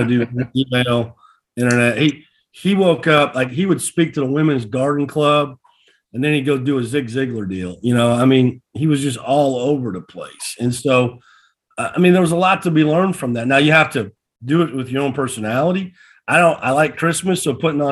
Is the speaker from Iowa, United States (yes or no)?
yes; Lone Tree, Iowa, United States; moved away as an adult; now in North Carolina, United States; I'm from Lone Tree, Iowa. You know, I graduated with 32 people.